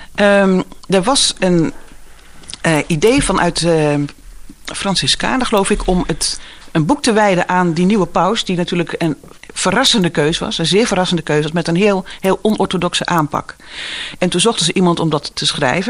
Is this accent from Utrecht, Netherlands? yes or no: yes; Woerden, Utrecht, Netherlands; moved away as an adult; also born or lived in Waarder / Driebruggen / Gouda; now in Giessenburg, Netherlands; Ik ben geboren in Woerden. Eh, en mijn familie zijn uh, kruideniers en eh, vee, en melkveehouders uit Waarder en Driebruggen. Dus ik ben geboren, eigenlijk opgegroeid ook een beetje in de stad, maar vooral ook in de polder.